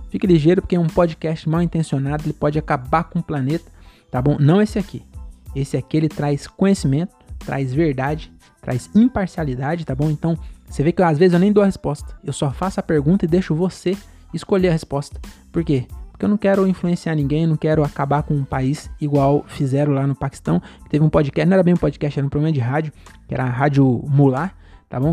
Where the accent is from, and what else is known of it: Brazil